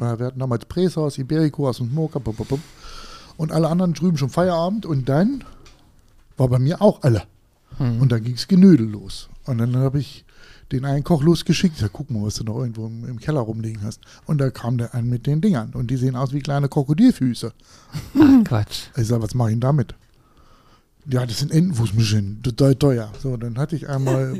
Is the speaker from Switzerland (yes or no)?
no; Harz, Germany; ich komme aus dem Harz